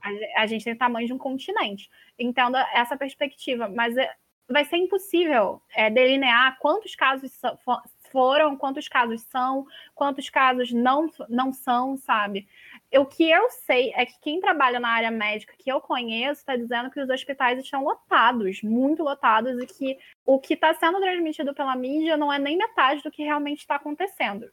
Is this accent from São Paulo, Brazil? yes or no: no; Rio de Janeiro, Brazil; Eu sou do Rio de Janeiro